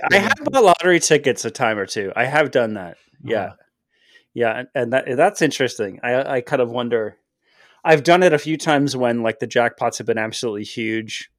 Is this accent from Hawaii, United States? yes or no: no; Detroit, Michigan, United States; growing up in Detroit